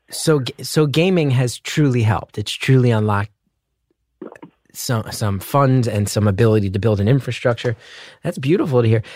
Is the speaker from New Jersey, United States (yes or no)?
yes; New Jersey, United States; I grew up in the Northeast